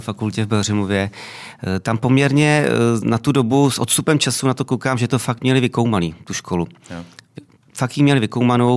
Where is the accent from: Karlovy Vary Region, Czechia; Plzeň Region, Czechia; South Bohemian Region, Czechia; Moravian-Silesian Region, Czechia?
South Bohemian Region, Czechia; Mladá Vožice; also born or lived in Tábor; já pocházím z Mladé Vožice, což je 20 km od tábora, ale považuji se samozřejmě za táboráka